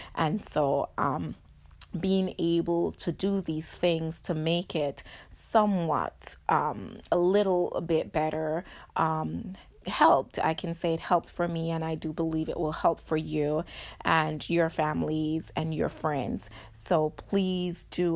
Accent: Jamaica; I'm Jamaican

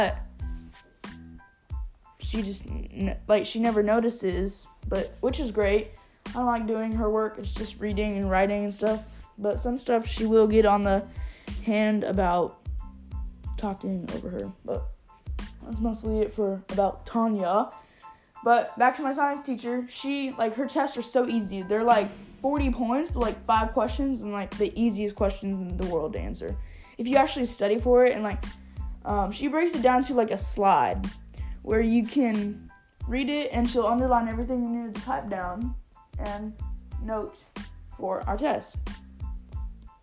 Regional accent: Arkansas, United States; also born or lived in California; I moved from California to here to Arkansas in third grade

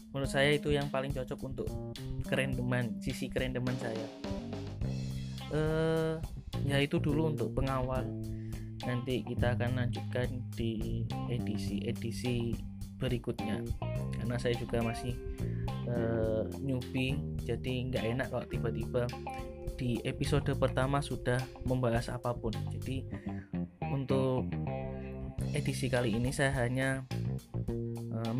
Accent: Indonesia; accent: medok; suara saya agak medok

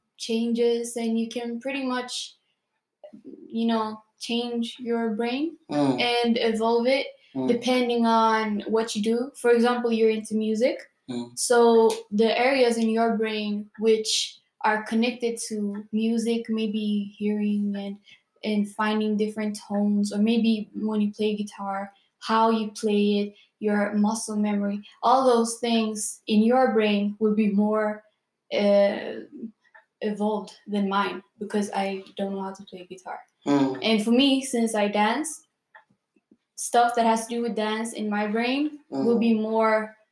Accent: Gothenburg, Västra Götaland, Sweden; Currently living in Gothenburg, born and raised here

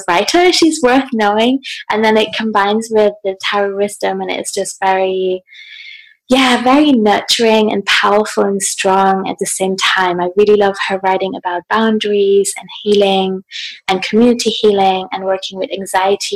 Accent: Hamburg, Germany; I'm in Hamburg in my hometown at the moment in Germany.

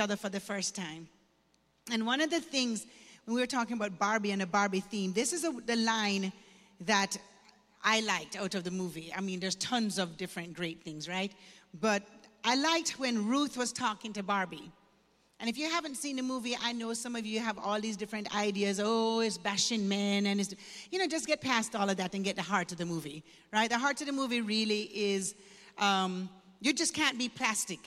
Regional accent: Kingston, Jamaica; moved away; I was born and raised in Jamaica, Kingston, Jamaica

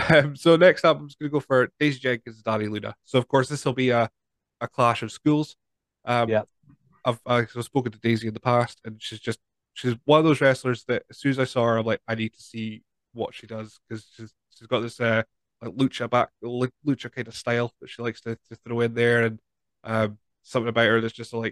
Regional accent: Scotland, United Kingdom; We're Scottish at the end of the day.

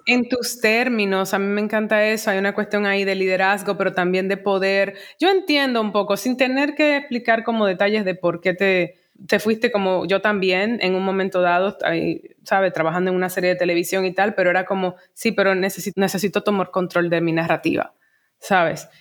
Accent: Dominican Republic; como dominicana

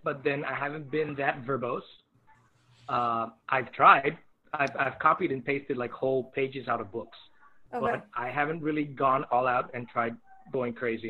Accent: Colombia; moved away; I'm from Columbia

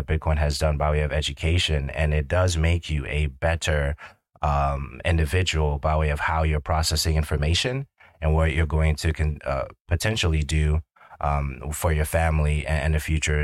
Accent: New York City, New York, United States; growing up in Brooklyn, New York in the 90s

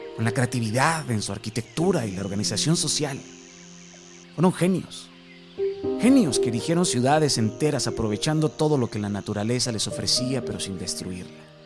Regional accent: Mexico; mi hermoso México

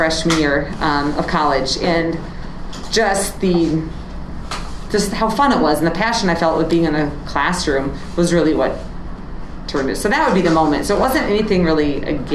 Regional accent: Wisconsin, United States; moved away as an adult; also born or lived in Nebraska / the mountains; now in Chatfield, Minnesota, United States; I grew up in Wisconsin, which was 9 hours away from where my grandparents lived

